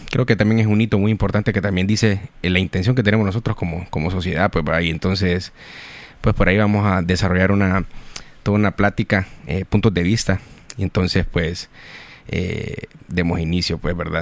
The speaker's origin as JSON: {"language": "Spanish", "country": "Honduras", "said": "como hondureños"}